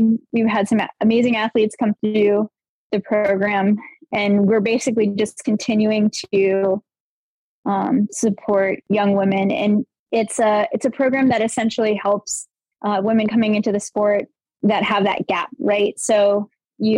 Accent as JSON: {"language": "English", "town": "Richmond", "region": "Virginia", "country": "United States", "said": "I'm from Richmond, Virginia, and I am the current executive director of the Amy D Foundation."}